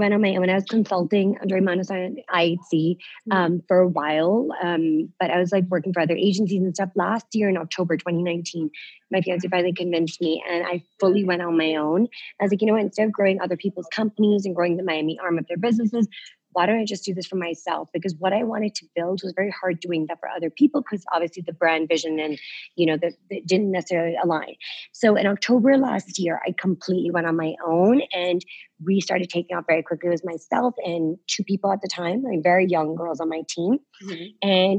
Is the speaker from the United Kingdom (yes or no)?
yes; London, United Kingdom; My mom lives in London. Okay. So that's where I grew up in London.